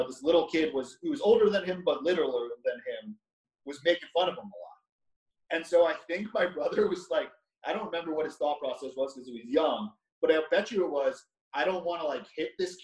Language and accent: English; Long Island, New York, United States; I'm from Long Island, so like I live a mile away from the North Shore